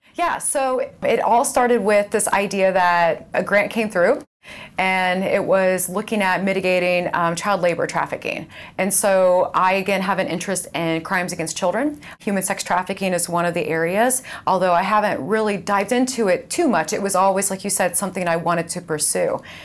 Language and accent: English; Indiana, United States; I grew up in Indiana. So I grew up about fifteen miles away from here on a farm.